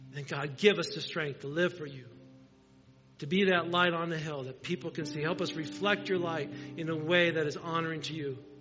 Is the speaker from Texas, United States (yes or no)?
no; Indiana, United States; I'm a farm boy. I grew up in Indiana